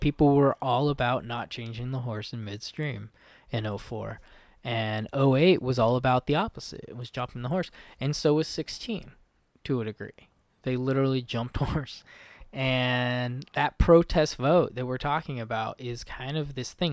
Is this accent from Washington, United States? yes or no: yes; Olympic Peninsula, Washington, United States; I'm somebody from the Olympic Peninsula